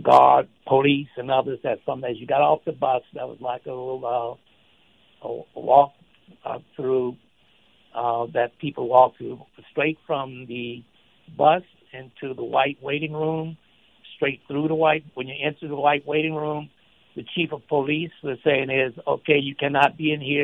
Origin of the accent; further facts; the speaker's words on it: Shreveport, Louisiana, United States; Shreveport, which is my hometown